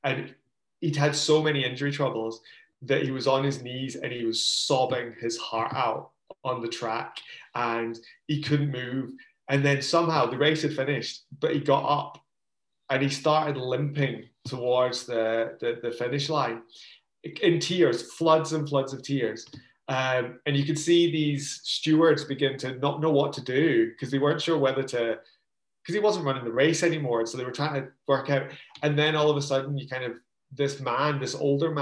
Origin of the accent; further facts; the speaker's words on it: Scotland, United Kingdom; moved away as an adult; we were growing up in Scotland